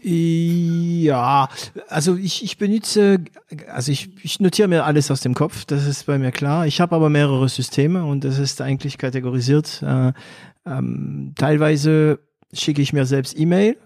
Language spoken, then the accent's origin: German; France; accent: French; German is a second language; moved away; ich als Franzose einen Akzent habe, der für Deutsche nicht so geeignet ist